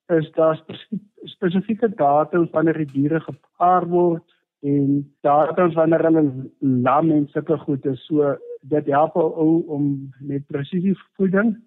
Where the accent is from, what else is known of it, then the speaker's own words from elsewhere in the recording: Cradock, Eastern Cape, South Africa; Ek is in 1971 gebore in die Kraddock omgewing, so ek is omtrent so 50 jaar wat ek nou in die omgewing is.